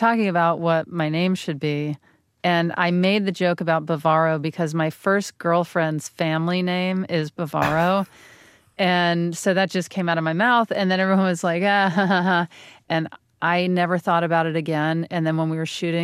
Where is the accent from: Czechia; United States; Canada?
United States; the South; moved away; my hometown was so excited that I had gotten a show, and they were talking about it in the local paper.